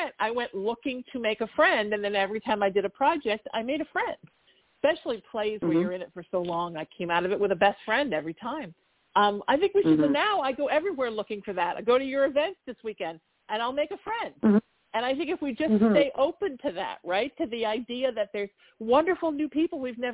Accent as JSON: {"language": "English", "area": "Orange County", "region": "Southern California", "country": "United States", "tie": "born or raised there", "said": "I grew up in Orange County in the 80s"}